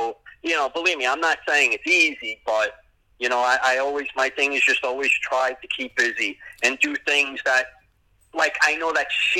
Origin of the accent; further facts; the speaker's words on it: New York City, New York, United States; moved away as an adult; now in Florida, United States; I was born and raised in Pelham Bay. Yep, that's my hometown.